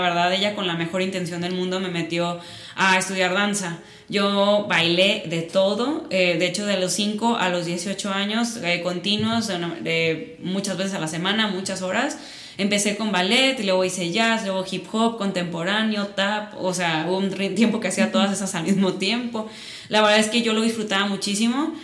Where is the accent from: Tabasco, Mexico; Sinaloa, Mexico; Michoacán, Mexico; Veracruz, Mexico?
Sinaloa, Mexico; Mazatlán; accent: Sinaloan; moved away as an adult; now in Guadalajara, Mexico; yo nací en Mazatlán, llevo aquí viviendo ocho años. Siempre me dicen, ya eres tapatía. Y yo, claro que no, yo sigo siendo sinaloense. escucha mi acento.